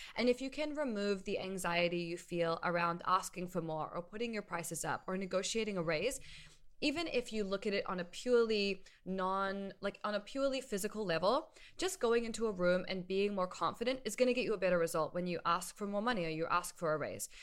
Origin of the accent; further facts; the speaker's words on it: New Zealand; also born or lived in New York, United States; now in Los Angeles, United States; I'm from New Zealand originally, and I moved to New York in two thousand eight, lived there for ten years, and then moved here to L A.